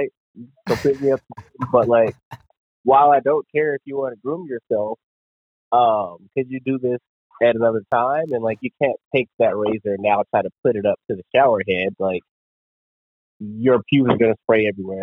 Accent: Colorado, United States; moved away as an adult; also born or lived in Washington State; I grew up in Colorado

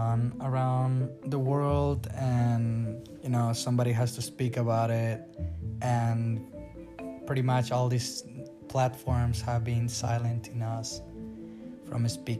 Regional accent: Salt Lake City, Utah, United States; I'm from Salt Lake City, Utah

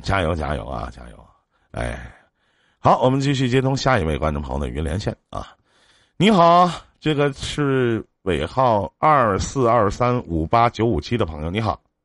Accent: Northeast China, China; 我们东北这边儿叫夜市儿

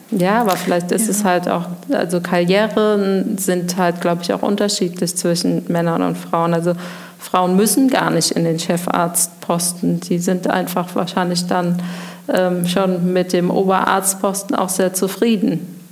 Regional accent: Koblenz, Rhineland-Palatinate, Germany; now in Winningen, Germany; ich komme aus Koblenz, Schengelchen geboren ähm, und wohne eigentlich auch schon sehr lange in Winningen

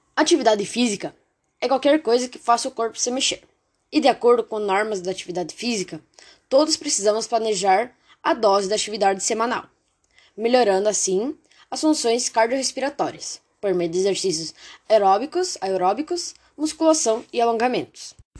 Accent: Brazil; sou de Itavuano

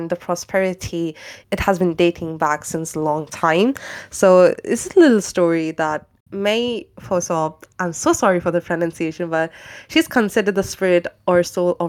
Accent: India; moved away; I'm from India

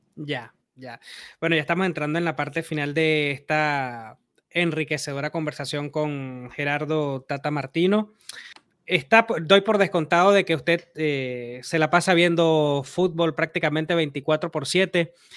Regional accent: Venezuela; yo soy venezolano

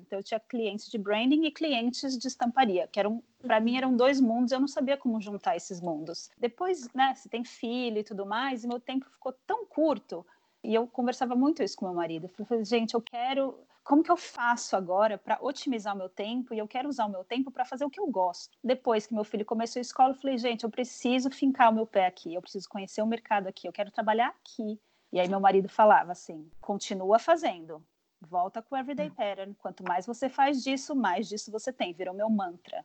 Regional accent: São Paulo, Brazil; moved away as an adult; also born or lived in Chicago; now in United States; eu também sou de São Paulo

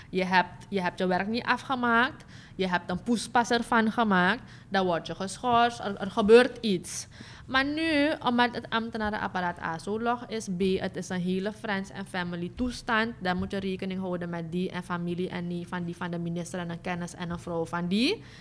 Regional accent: Suriname; deze vraagstukken hebben heel veel te maken met de uh, grondrechten die wij hebben als Surinamers.

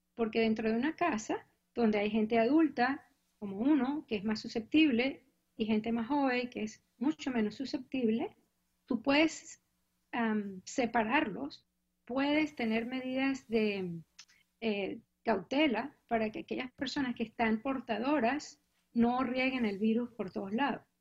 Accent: Venezuela; moved away as an adult; now in Cambridge, United States; Yo vine hace mucho tiempo a Estados Unidos a hacer mi posgrado en enfermedades tropicales. Yo soy graduada ucevista

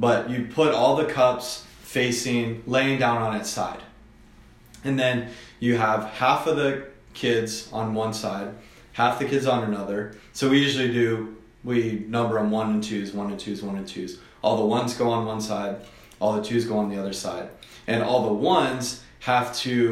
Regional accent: Southwest Florida, United States; moved away as an adult; also born or lived in Lakeland, Florida; now in Atlanta, United States; Lived in Southwest Florida for the majority of my life

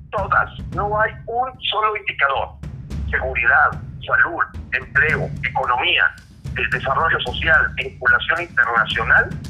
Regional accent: Mexico; ¿Cuándo va a ser la pelea del Canelo, que somos los mexicanos, contra este gobierno comunista?

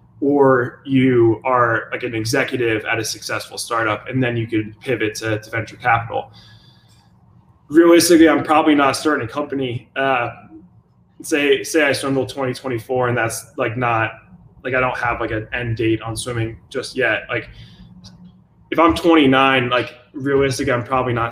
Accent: Jacksonville, Florida, United States; also born or lived in Chicago; I was born in Chicago, grew up in Jacksonville

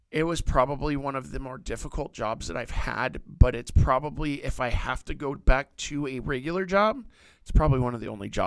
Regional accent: Washington, United States; moved away; I moved down here in 2010, but before I moved down here, I was from Washington State

